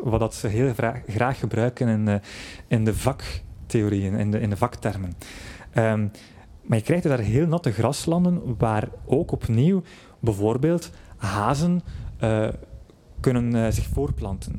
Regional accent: Flanders, Belgium

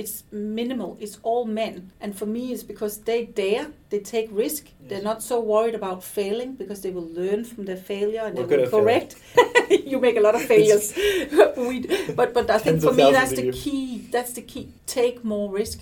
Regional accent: Denmark; also born or lived in Stockholm, Sweden; we have a different culture in Denmark, where we're a little bit more loose than Sweden

